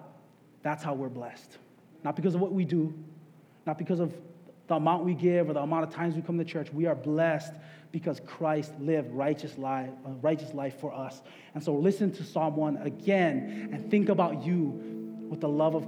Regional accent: Waianae, Hawaii, United States; I'm from Waianae.

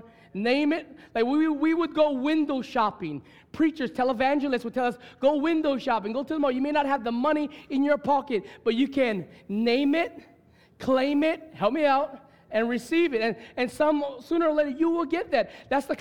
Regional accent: Hawaii, United States; I'm from this land. This is blood. I mean, I'm proud to be on Hawaiian.

